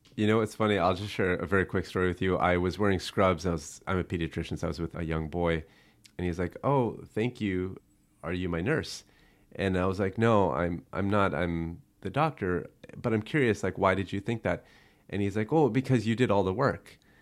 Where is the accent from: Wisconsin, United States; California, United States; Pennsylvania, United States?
California, United States; Buena Park; I grew up in Buena Park